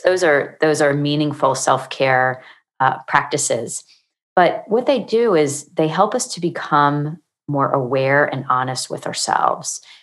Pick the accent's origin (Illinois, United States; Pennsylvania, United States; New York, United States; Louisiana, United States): Pennsylvania, United States; moved away as an adult; also born or lived in Virginia / Maryland; now in Charlotte, United States; I'm originally from Pennsylvania